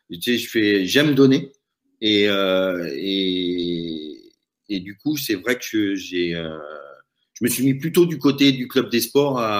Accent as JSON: {"language": "French", "town": "Paris", "region": "Île-de-France", "country": "France", "lives_now": "Chamonix, France", "said": "J'étais arrivé en 93 euh, à Chamonix pour y vivre. Et je venais de Paris."}